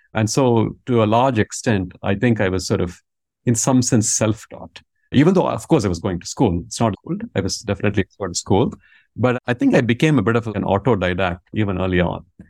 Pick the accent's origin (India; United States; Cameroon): India; Vellore, Tamil Nadu; first language Tamil; English is a second language; moved away; I was born in a place called Vellore, uh, which is, I want to say, roughly hundred miles from Chennai.